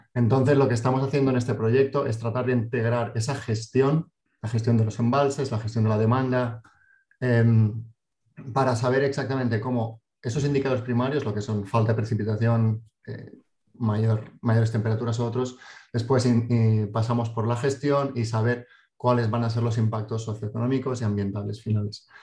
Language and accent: Spanish; Valencia, Valencian Community, Spain; moved away as an adult; now in Davis, United States; aquí hace diez años, aunque soy de Valencia